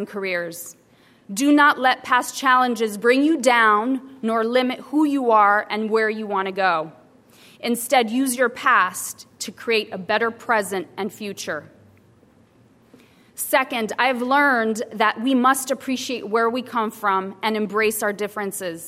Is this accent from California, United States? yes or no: yes; Salinas Valley, California, United States; also born or lived in Mexico; Growing up in the California Salinas Valley, we faced extreme poverty and lived in a migrant camp throughout the formative years of my life